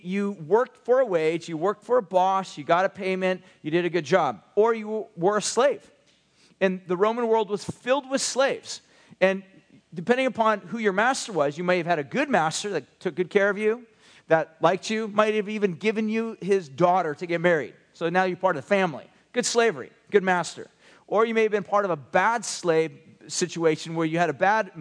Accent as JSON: {"language": "English", "country": "United States", "said": "especially us as American Westerners"}